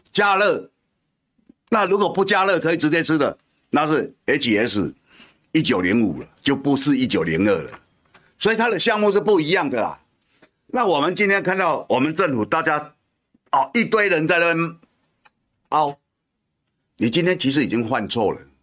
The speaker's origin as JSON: {"language": "Chinese", "region": "Kinmen County", "country": "Taiwan", "moved": "yes", "lives_now": "New Taipei, Taiwan", "said": "我虽然住新北，我是金门人，可是我工作范围这三十几年了，都在台北"}